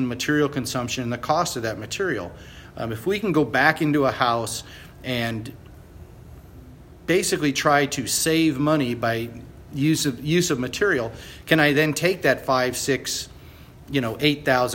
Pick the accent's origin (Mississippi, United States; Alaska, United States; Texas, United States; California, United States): Texas, United States; Boerne; I'm from Boerne, Texas